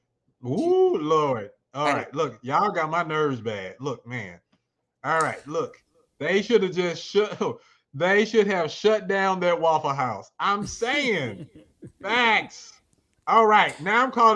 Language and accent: English; Arkansas, United States; I'm from Arkansas